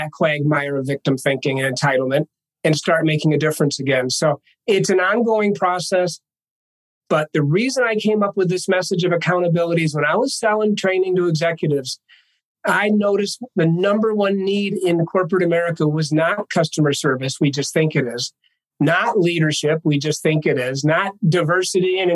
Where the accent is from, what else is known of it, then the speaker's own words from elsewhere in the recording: Ithaca, New York, United States; moved away as an adult; also born or lived in Minneapolis, St. Paul; now in Denver, United States; I was born in Ithaca, New York in 1958, before indoor plumbing. And 22 years later, after graduating from Cornell University